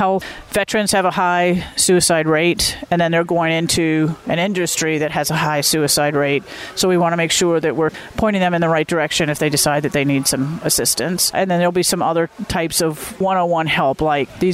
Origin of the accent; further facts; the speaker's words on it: Florida, United States; now in Wisconsin, United States; I grew up in Florida